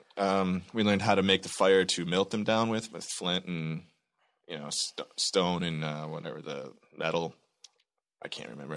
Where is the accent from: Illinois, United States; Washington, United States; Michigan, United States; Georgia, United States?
Michigan, United States; I'm from Michigan